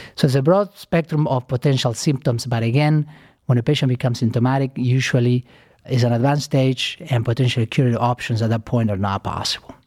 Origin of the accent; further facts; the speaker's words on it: Argentina; moved away as an adult; also born or lived in New York City, United States; now in Cleveland, United States; I am originally from Argentina. I came to United States, uh, fifteen years ago